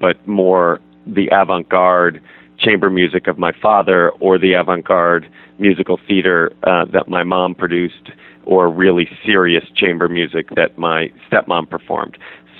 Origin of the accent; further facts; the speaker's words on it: Massachusetts, United States; born there; Well, I was born in the Berkshires in Western Mass.